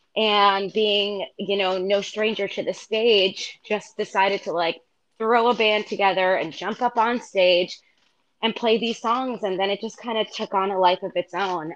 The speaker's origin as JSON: {"language": "English", "town": "Freehold", "region": "New Jersey", "country": "United States", "tie": "born or raised there", "also_born_or_lived": "Brooklyn, New York", "moved": "as an adult", "lives_now": "New York City, United States", "said": "I grew up in Freehold, New Jersey"}